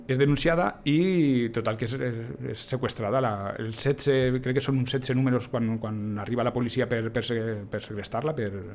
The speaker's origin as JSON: {"language": "Catalan", "town": "Huesca", "region": "Aragon", "country": "Spain", "moved": "yes", "lives_now": "Lleida, Spain", "said": "Jo tampoc sóc de Lleida, això és un altre, jo sóc de l'Aragó, jo sóc d'Osca, vinc aquí a finals dels 80"}